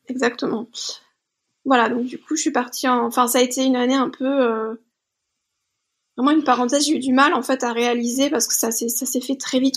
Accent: Bordeaux, Nouvelle-Aquitaine, France; je suis originaire de Bordeaux, donc je travaillais toujours là-bas

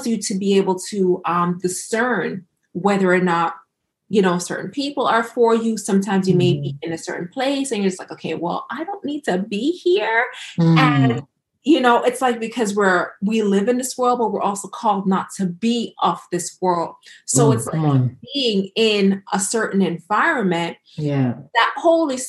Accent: Jamaica; being Jamaican

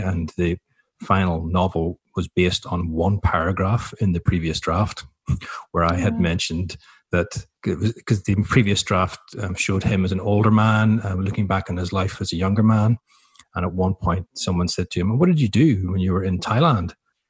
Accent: Ireland; now in Melbourne, Australia; And I thought, even though I'm Irish, it might not be the wisest time to go and live in Chile. So we came to Melbourne and I ended up staying here

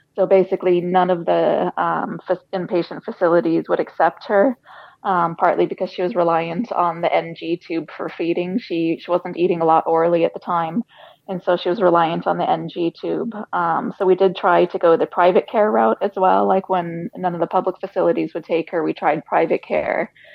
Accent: United States; moved away as an adult; now in Ireland; we're we're American. We were born in America, lived in Ireland eight years now

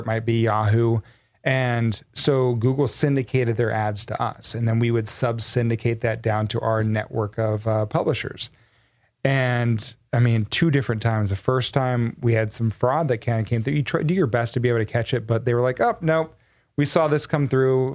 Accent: Texas, United States; I was born and raised in Texas

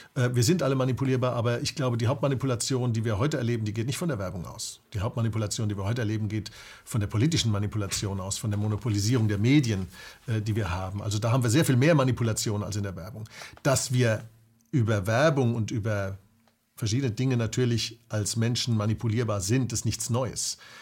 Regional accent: Germany; als Deutsche

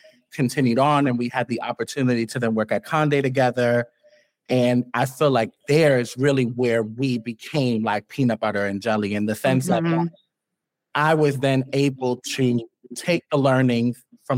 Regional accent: New York City, New York, United States; from Harlem, you very much grow up here

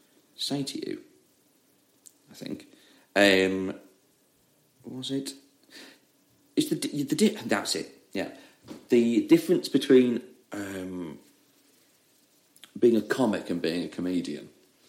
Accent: Leeds, Yorkshire and the Humber, United Kingdom; accent: Leeds; like over Christmas, my Leeds accent came back.

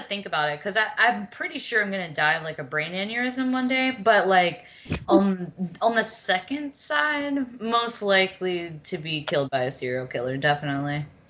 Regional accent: Mississippi, United States; we're from Mississippi

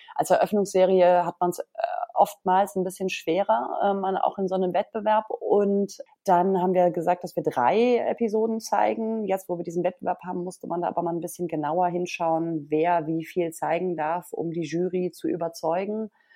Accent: Berlin, Germany; ich als Berlinerin

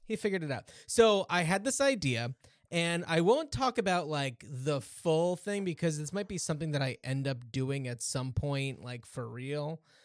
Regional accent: United States; moved away; I grew up just outside of New York

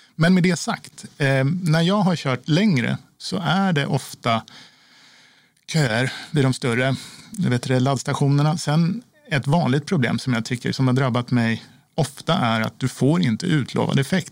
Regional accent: Sweden; som svensk

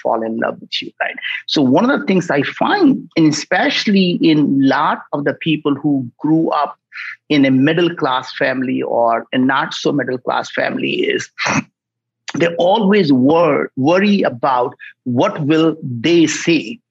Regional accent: India; moved away as an adult; now in United States; I grew up in India

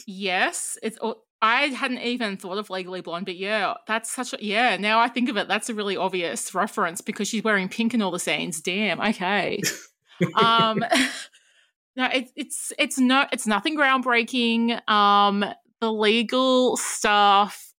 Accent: Australia; as an Australian

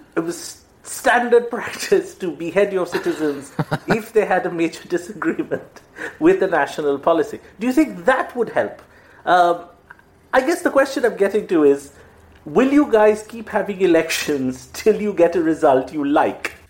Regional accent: Kolkata, West Bengal, India; now in Mumbai, India; my hometown is Calcutta, it's where I'm from

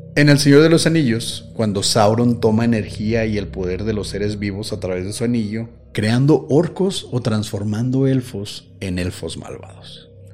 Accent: Mexico; somos mexicanos

